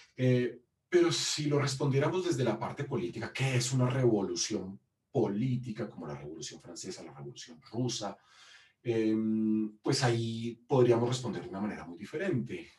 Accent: Colombia; moved away; soy un historiador colombiano que se formó en la Universidad

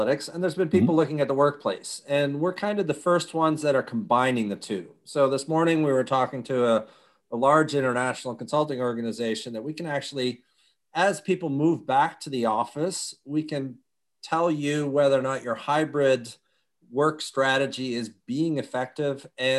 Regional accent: United States; born there; And I was born in the U.S., so carried a Dutch passport and a U.S. passport. And by the time I was 3, we were back in Europe.

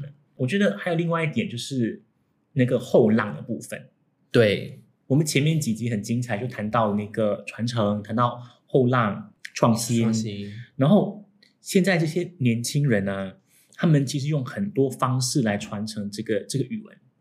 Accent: Singapore

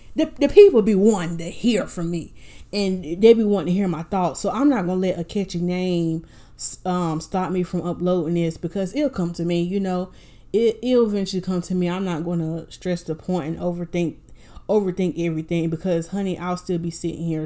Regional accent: Winston-Salem, North Carolina, United States; now in Raleigh, United States; I am originally from Winston-Salem, North Carolina

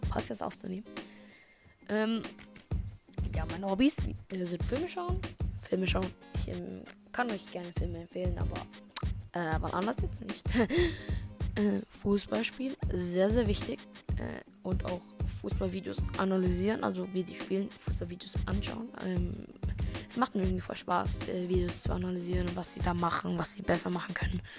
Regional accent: Munich, Bavaria, Germany; ich bin zwölf Jahre alt. Ich komme aus München. Ähm, und ja, aus München, Bayern.

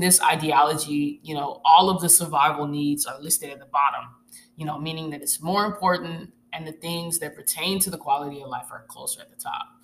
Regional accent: Arkansas, United States; moved away as an adult; I'm originally from Arkansas

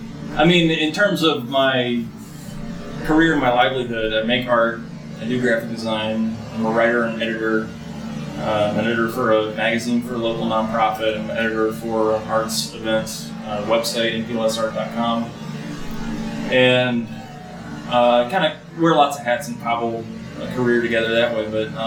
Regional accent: Raleigh, North Carolina, United States; also born or lived in Lancaster, South Carolina; I was born in Lancaster, South Carolina. I moved to Raleigh.

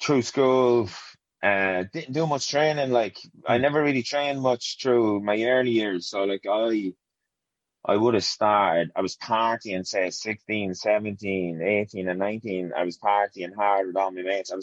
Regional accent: Portarlington, Laois, Ireland; So I'm from County Leash, Portarlington, County Leash. I grew up in a small council estate here in Ports.

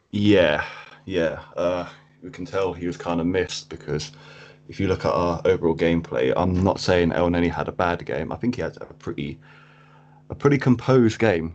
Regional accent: Cambridge, East of England, United Kingdom; I am from Cambridge in England. Um, I've been here pretty much all my life.

